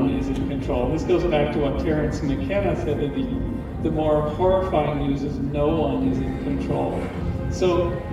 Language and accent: English; Canada; I'm Canadian